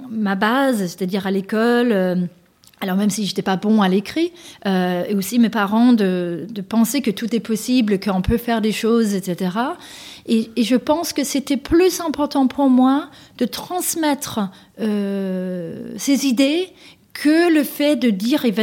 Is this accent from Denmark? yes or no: yes; Denmark; now in France; j'ai grandi, moi, au Danemark